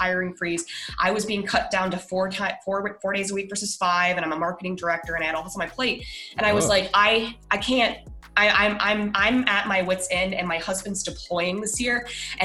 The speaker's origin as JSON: {"language": "English", "town": "Denver", "region": "Colorado", "country": "United States", "said": "I'm from Denver originally."}